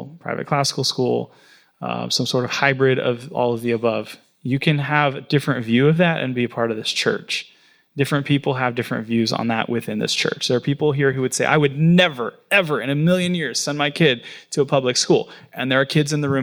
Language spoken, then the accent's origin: English; Florida, United States; now in New York, United States; My hometown that I grew up